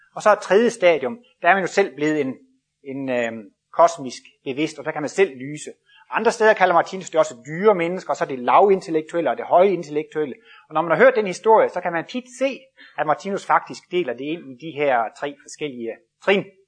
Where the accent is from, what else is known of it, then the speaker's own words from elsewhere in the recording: Jutland, Denmark; Jeg kommer selv fra Jylland af